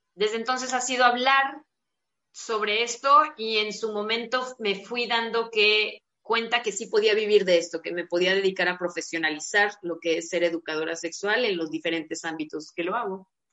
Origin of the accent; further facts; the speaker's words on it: Guadalajara, Jalisco, Mexico; yo soy de Guadalajara